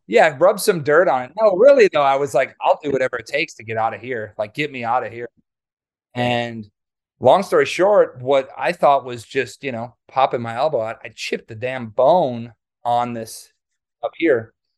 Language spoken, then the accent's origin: English; Waukesha, Wisconsin, United States; I grew up in Wisconsin, um, near Milwaukee. I actually was born in Waukesha.